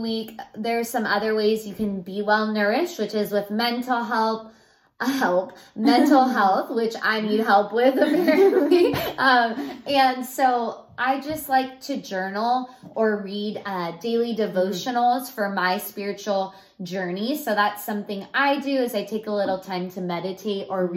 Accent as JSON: {"language": "English", "area": "Central Valley", "region": "California", "country": "United States", "said": "we are literally from the Central Valley, mm-hmm. um, and that's where we live"}